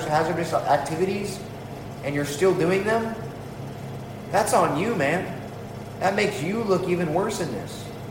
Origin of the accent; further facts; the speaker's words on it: San Diego, California, United States; moved away; I was born in San Diego